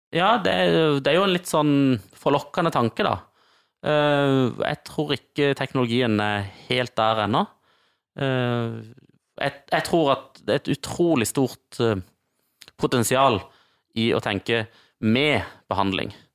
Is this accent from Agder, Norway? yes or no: yes; Kristiansand, Agder, Norway; Markens, der jeg kommer fra